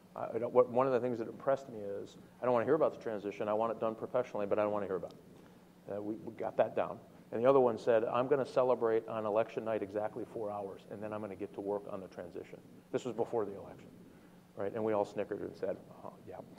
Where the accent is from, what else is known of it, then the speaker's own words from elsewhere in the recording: Michigan, United States; I come from Michigan, uh, and we build cars